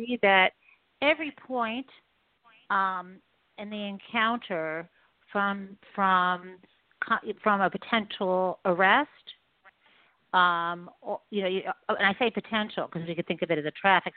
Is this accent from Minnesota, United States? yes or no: no; Detroit area, Michigan, United States; I grew up in the Detroit area.